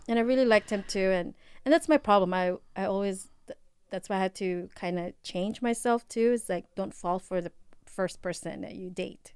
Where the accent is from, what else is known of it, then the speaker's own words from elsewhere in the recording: Philippines; accent: Filipino; my Filipino accent